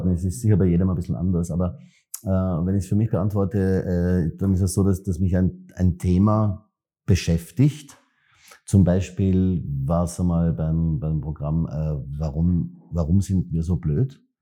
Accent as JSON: {"language": "German", "region": "Vienna", "country": "Austria", "said": "ich komme aus der Triester-Siedlung, die ist auch wahnsinnig, also irgendwas sicher, ja, ob sie jetzt schön in dem Sinn ist"}